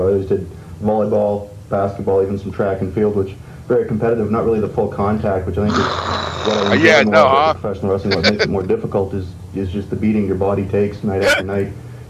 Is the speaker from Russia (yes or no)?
no; Toronto, Ontario, Canada; Yeah, I was born in Canada, actually. I grew up in Toronto, Ontario. Started weight training early when I was 13 years old. Been doing it now for just about 12 years, as I'm just 24 years old now.